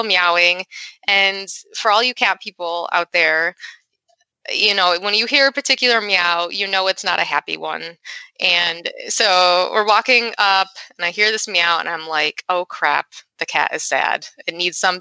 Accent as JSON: {"language": "English", "town": "Rochester", "region": "New York", "country": "United States", "said": "I'm from Rochester, New York"}